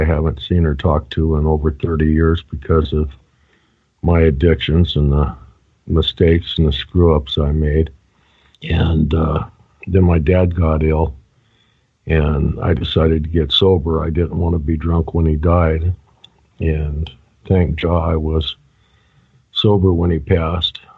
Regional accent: Reno, Nevada, United States; moved away as an adult; also born or lived in La Harpe, Illinois / Texas / Colorado; I pretty much grew up in in Nevada

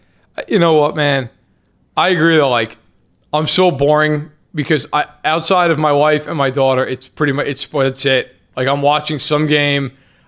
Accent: New York, United States; I mean, after all, I'm Italian and from New York, and my whole family's from Jersey.

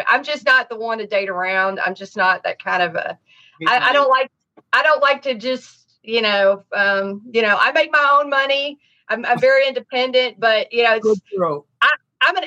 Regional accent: Nashville, Tennessee, United States; also born or lived in Miami, Florida; now in Los Angeles, United States; I'm from Tennessee, Nashville

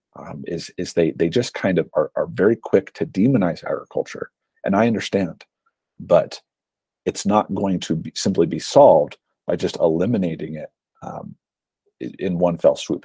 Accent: Utah, United States; my home state of Utah

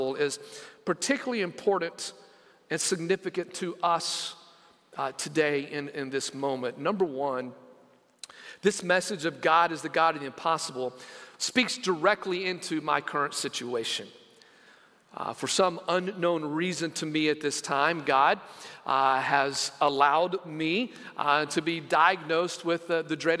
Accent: Lamesa, Texas, United States; moved away; growing up in West Texas in a town called La Mesa

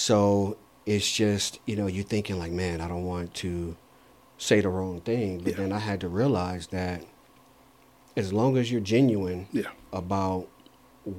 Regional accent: Saginaw, Michigan, United States; I was born and raised in Saginaw, Michigan

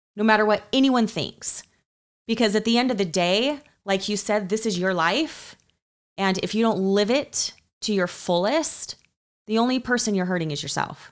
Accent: Utah, United States; growing up in Utah, in the culture of Utah

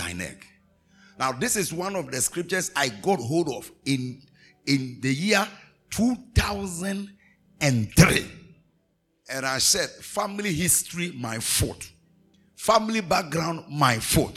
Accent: Ghana; I'm a Ghanaian.

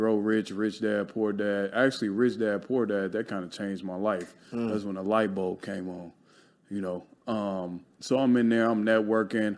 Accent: Chicago, Illinois, United States; now in Los Angeles, United States; I grew up in Chicago. Poverty, all you knew was the hustle

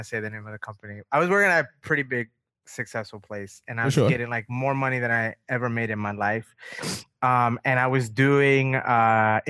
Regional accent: New York, United States; I grew up in New York and I grew up around that stuff

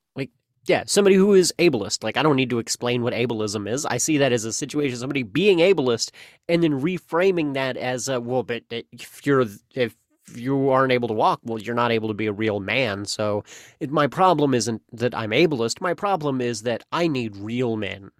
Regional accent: the Ozarks, United States; I'm an Ozarkie. I'm from the Ozarks. I'm an Ozarkian

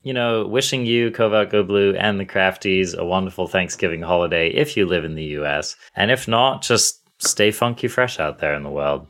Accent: England, United Kingdom; now in United States; I'm English as well

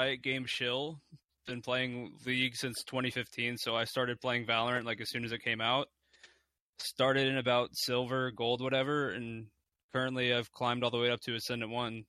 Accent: Kentucky, United States; I'm from Kentucky, home of bourbon.

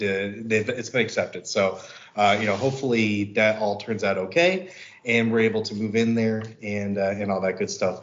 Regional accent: Chicago, Illinois, United States; I grew up in the Chicago area

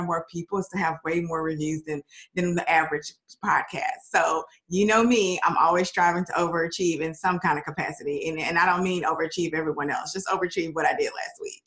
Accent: Dallas, Texas, United States; Dallas, which is my hometown

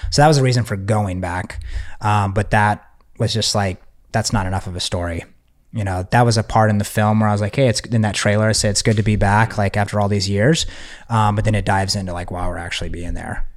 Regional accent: Texas, United States; I'm from Texas.

